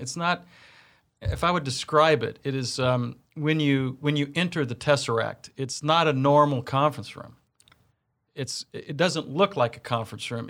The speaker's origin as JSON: {"language": "English", "town": "Kansas City", "region": "Missouri", "country": "United States", "tie": "born or raised there", "also_born_or_lived": "Blue Valley, Kansas", "moved": "as an adult", "said": "growing up here in K C"}